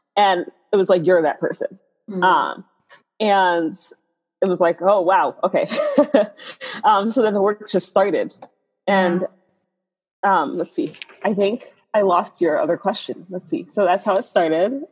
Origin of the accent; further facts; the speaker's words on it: New York City, New York, United States; I grew up in the South Bronx